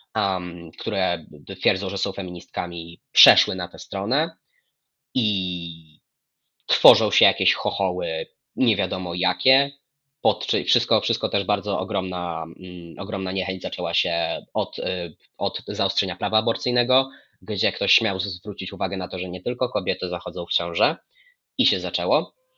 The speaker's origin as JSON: {"language": "Polish", "region": "Lublin Voivodeship", "country": "Poland", "said": "byłem u siebie, na Lubelszczyźnie"}